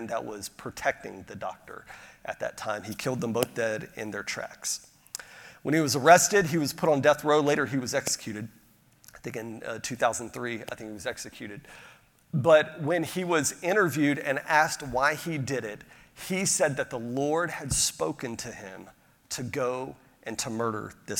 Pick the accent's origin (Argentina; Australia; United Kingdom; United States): United States; Pensacola, Florida; I grew up outside of Pensacola, Florida